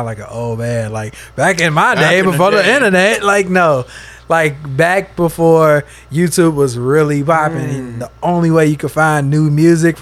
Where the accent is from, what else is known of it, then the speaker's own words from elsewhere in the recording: Bellwood, Illinois, United States; where I'm from is a small town right outside of Chicago called Bellwood, Illinois.